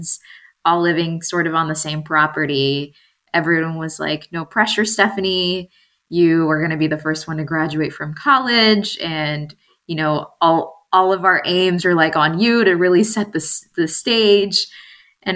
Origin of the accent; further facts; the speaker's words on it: Texas, United States; also born or lived in Mexico City, Mexico; I was born in Mexico City, which at that time, it was the largest city in the world. And I moved to Texas when I was 3 years old to a very, very small town.